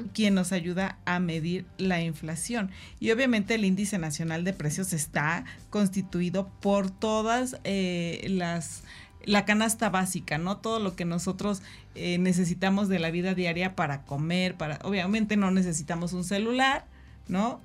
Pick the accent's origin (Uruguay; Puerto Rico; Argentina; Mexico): Mexico; como buenos mexicanos y amo ser mexicana